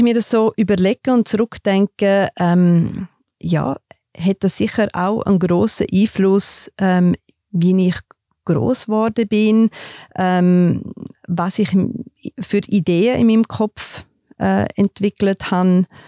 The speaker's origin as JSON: {"language": "German", "region": "Graubünden mountains", "country": "Switzerland", "tie": "born or raised there", "said": "Ich bin in den Bündner Bergen aufgewachsen"}